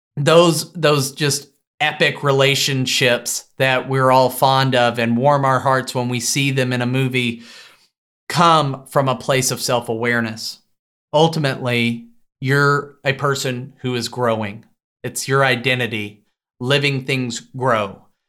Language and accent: English; Tyler, Texas, United States; my hometown of Tyler, Texas